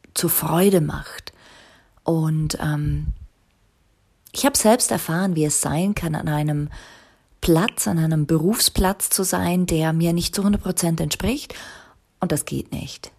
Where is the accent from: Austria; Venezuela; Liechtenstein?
Liechtenstein; also born or lived in Zurich; ich bin ja aus Liechtenstein ursprünglich